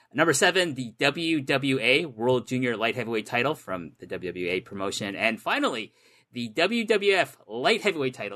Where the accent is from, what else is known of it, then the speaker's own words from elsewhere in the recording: Canada; I'm Canadian